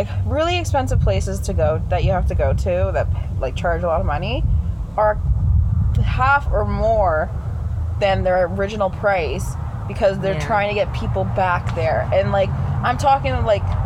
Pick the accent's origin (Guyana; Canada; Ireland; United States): Canada